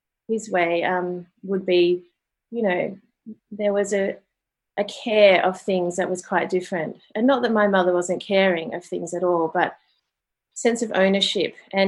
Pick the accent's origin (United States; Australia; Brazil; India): Australia; Sydney, New South Wales; now in Melbourne, Australia; I grew up in Australia, in normal kind of suburban Sydney, Australia